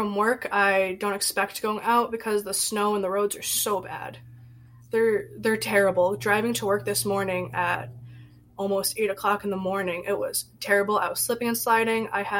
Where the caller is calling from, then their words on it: Syracuse, New York, United States; Syracuse, New York.